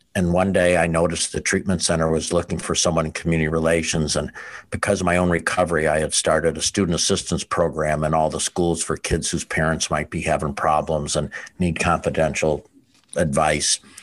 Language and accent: English; outside Chicago, Illinois, United States; also born or lived in Wisconsin; now in Pensacola, United States; I grew up outside Chicago